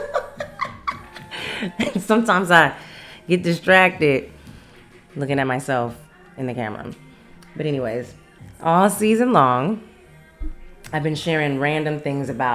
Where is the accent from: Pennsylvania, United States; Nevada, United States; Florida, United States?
Nevada, United States; Las Vegas; I'm from Las Vegas, Nevada